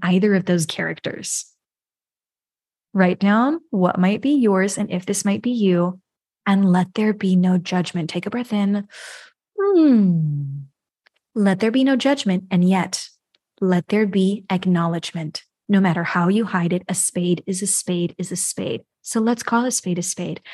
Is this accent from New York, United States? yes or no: yes; New York, United States; I'm from the U S, I was born in New York.